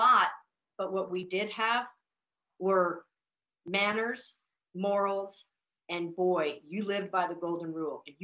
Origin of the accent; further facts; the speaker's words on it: Billings, Montana, United States; also born or lived in Butte, Montana / Anaconda, Montana / Missoula, Montana; I was born in a mining town called Butte, which is 20 miles from Anaconda. I grew up in Anaconda through just like the first or second grade. My parents had divorced, and then I moved to Billings, Montana